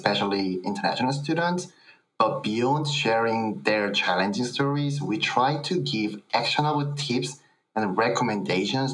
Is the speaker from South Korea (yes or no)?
yes; South Korea; English is a second language; moved away as an adult; now in United States; from South Korea